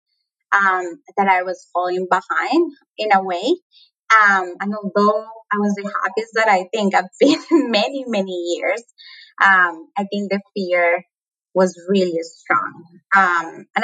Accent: Colombia; accent: Latin American; moved away as an adult; now in United States; my accent is Latin American. I'm from Colombia, born and raised.

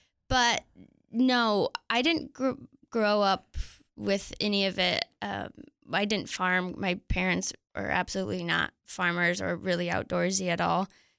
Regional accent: Mount Pleasant, Michigan, United States; moved away; I grew up in Michigan. Smack dab in the middle of Michigan.

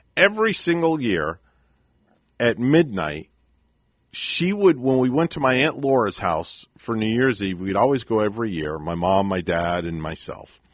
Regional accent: New York, United States; moved away; New York, from where I'm from

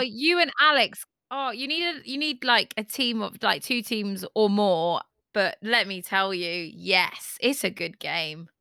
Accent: Devon, South West England, United Kingdom; I'm from Devon

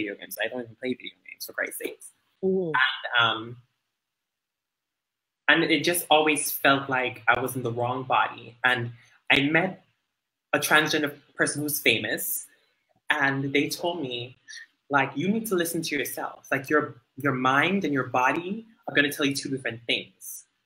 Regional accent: Dominica; moved away; growing up in Dominica, you know, we're very religious driven

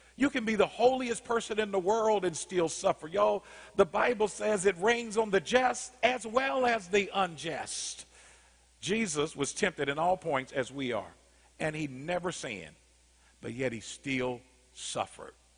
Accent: Indianapolis, Indiana, United States; I grew up in Arlington Woods in Indianapolis, Indiana, 46218

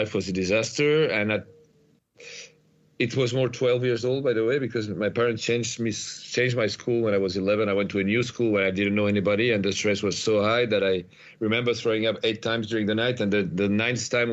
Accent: Paris, Île-de-France, France; I'm from Paris, so I was living in the suburbs of Paris.

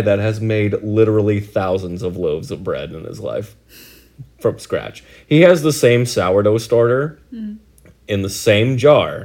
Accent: Oregon, United States; we're from Oregon

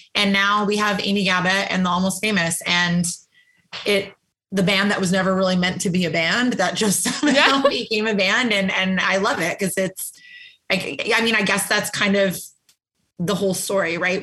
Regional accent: Calgary, Alberta, Canada; now in Toronto, Canada; I lived in Calgary, Alberta. So I'm not from Toronto.

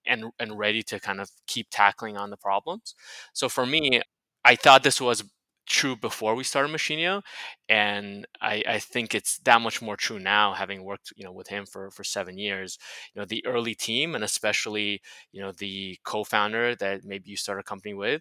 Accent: Miami, Florida, United States; moved away; also born or lived in San Francisco; He and I have known each other since middle school. So we grew up together in Miami

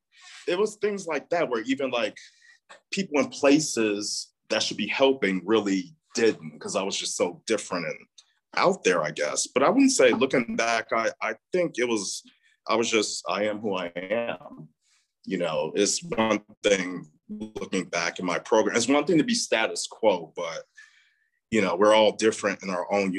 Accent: Chicago, Illinois, United States; I'm from the South Side of Chicago, born and raised

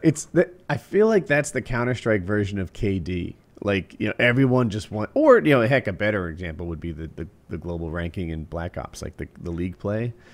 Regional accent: New Jersey, United States; now in North Carolina, United States; while I live in North Carolina, which is undoubtedly a Southern state, I was grew, I grew up in New Jersey

